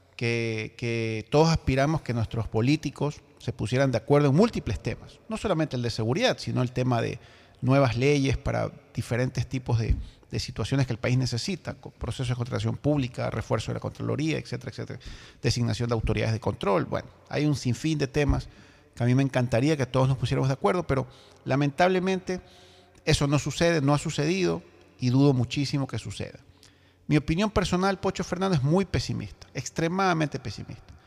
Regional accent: Ecuador; como ecuatoriano, como compatriota

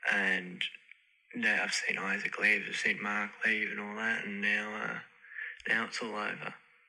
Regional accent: Australia; I'm from Australia.

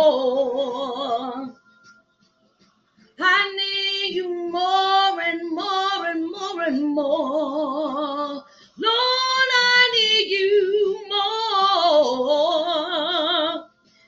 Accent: Virginia, United States; moved away; also born or lived in New Orleans; my peeps in Virginia, my peeps in Hampton, my peeps in New Orleans, Portsmouth, Norfolk, all my hometown

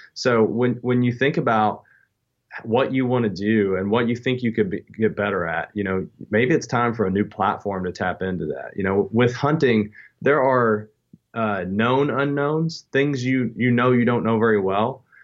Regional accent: Southeastern Kentucky, United States; I grew up in Southeastern Kentucky

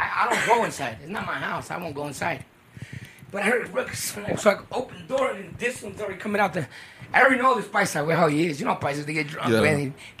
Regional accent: United States; Because I'm American.

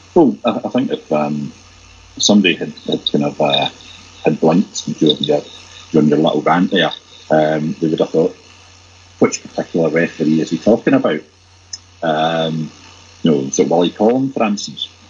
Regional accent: Glasgow, Scotland, United Kingdom; I'm very proud as a Glaswegian

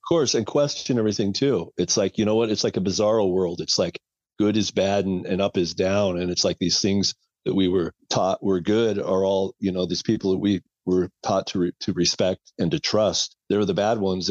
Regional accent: Portland, Oregon, United States; I've been here all my life

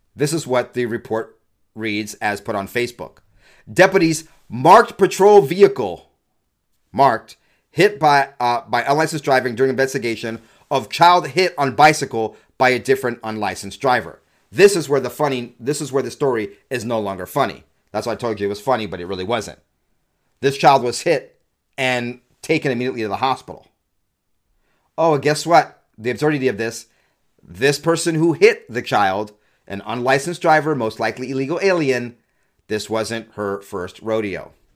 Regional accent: California, United States; now in Utah, United States; I'm from California, moved to Utah, stopgap before I eventually become a Texan

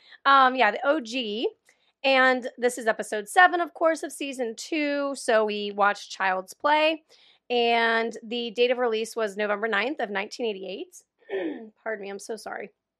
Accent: Pennsylvania, United States; Born and raised in Pennsylvania.

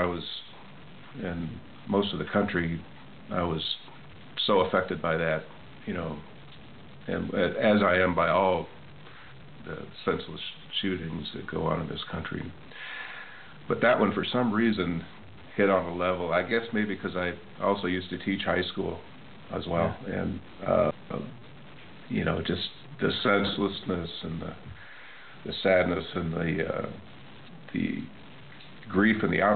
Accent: Missouri, United States; We're both from Missouri

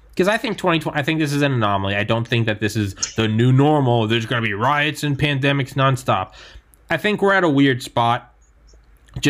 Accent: New Hampshire, United States; now in Maryland, United States; I'm from New Hampshire, but I also haven't lived there since 2001

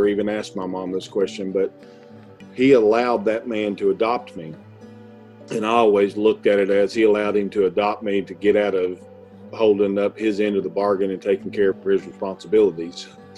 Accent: Knoxville, Tennessee, United States; also born or lived in Atlanta, Georgia / White Pine, Tennessee; her and my sister moved from Atlanta to Knoxville, Tennessee. That's where I grew up.

